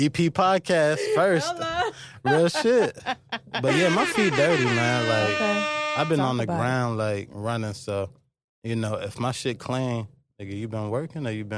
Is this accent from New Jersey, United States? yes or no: no; Virginia, United States; also born or lived in Bronx, New York; I was born in New York, but most of my life is Virginia.